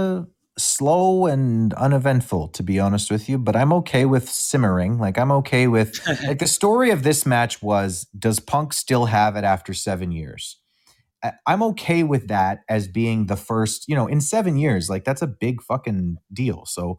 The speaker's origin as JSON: {"language": "English", "town": "Winnipeg", "region": "Manitoba", "country": "Canada", "said": "And I'm a Canadian. … from Winnipeg."}